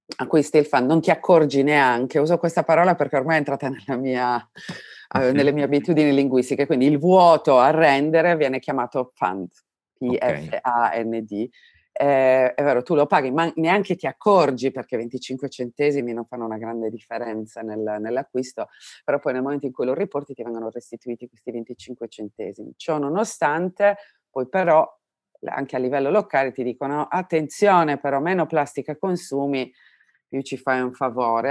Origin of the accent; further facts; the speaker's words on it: Domusnovas, Sardinia, Italy; now in Berlin, Germany; io provengo dalla Sardegna, non parliamo del, del, del come sono i rapporti sociali nel paesino di mia provenienza, che si chiama Domus Novas